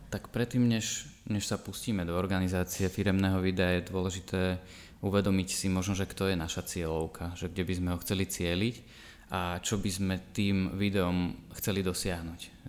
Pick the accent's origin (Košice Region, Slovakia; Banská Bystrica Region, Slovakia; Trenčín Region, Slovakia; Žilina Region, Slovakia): Banská Bystrica Region, Slovakia; Banská Štiavnica; miestnym kameramanom u nás v Banskej Štiavnici, ktorý ma začal brávať na stužkové a svadby, kde som sa zaučal, to už bolo na konci základnej školy